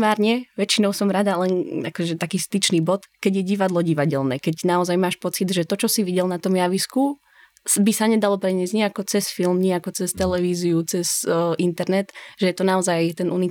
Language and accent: Slovak; Bratislava, Bratislava Region, Slovakia; moved away; som bola zvyknutá primárne na bratislavský kontext, lebo som z Bratislavy